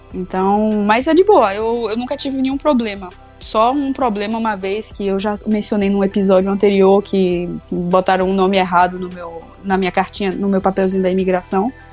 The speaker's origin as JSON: {"language": "Portuguese", "town": "Salvador", "region": "Bahia", "country": "Brazil", "said": "eu sou baiana, né, de Salvador"}